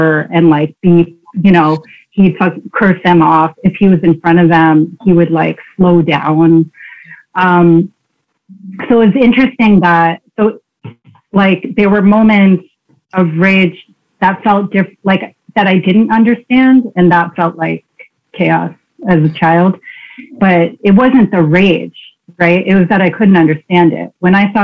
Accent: Queens, New Jersey, United States; I was born in Queens. You know, so not, I wasn't born in the suburbs. And then at some point we moved to New Jersey to like a quiet, very white suburb

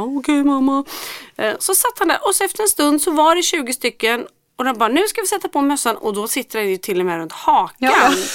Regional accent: Gothenburg, Västra Götaland, Sweden; Jag är från Göteborg

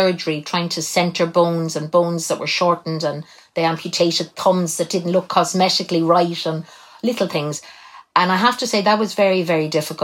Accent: Cobh, Munster, Ireland; I was born in Cove, County Cork, and I was born in October 1961.

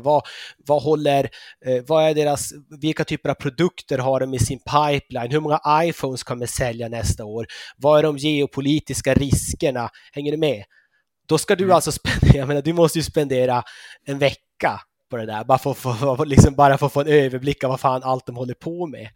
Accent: Norrbotten County, Sweden; moved away as an adult; also born or lived in Uppsala / London / Switzerland; now in Copenhagen, Denmark; jag är född och uppvuxen i Norrbotten

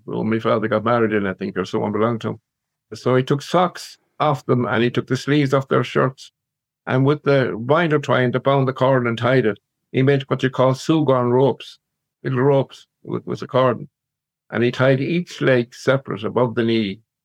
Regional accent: Claregalway, Connacht, Ireland; now in Loughrea, Ireland; born and reared in Clare, Galway, little country uh, village outside Galway, about seven miles outside Galway

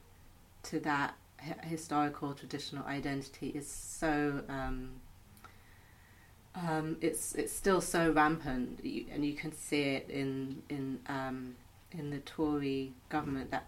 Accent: London, United Kingdom; I'm a Londoner

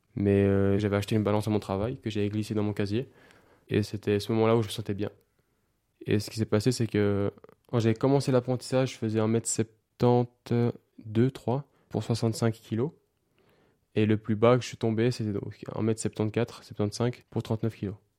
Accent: Switzerland; j'habite en Suisse, je suis suisse

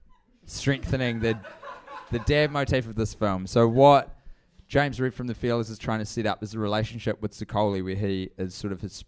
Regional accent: New Zealand; hey, this is me, I'm from New Zealand, I do comedy and I do this podcast

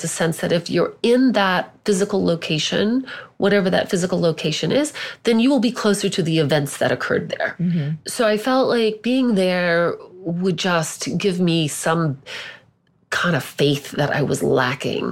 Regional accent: Southern Indiana, United States; moved away; growing up in Southern Indiana, where everybody was white

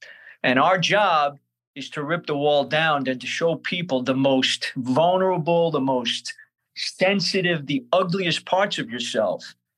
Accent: Brooklyn, New York, United States; born or raised there

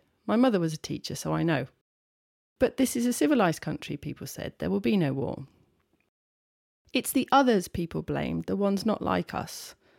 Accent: Birmingham, West Midlands, United Kingdom; born there; Oh, by the way, I was born in Birmingham.

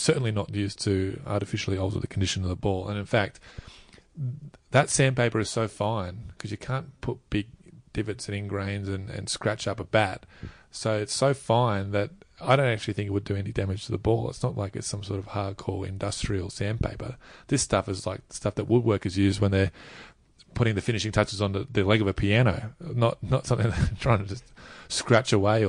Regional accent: Australia; one of the worst things you've been called as an Australian, not just a sportsman, but in any form of life, is a cheat.

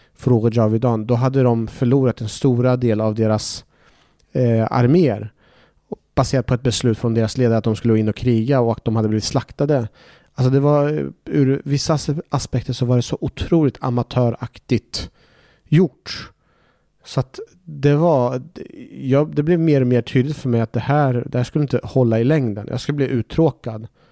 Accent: Norrköping, Östergötland, Sweden; also born or lived in Iraq / Baghdad; Vi fick så småningom komma till en svensk fosterfamilj där jag växte upp eh, i Norrköping

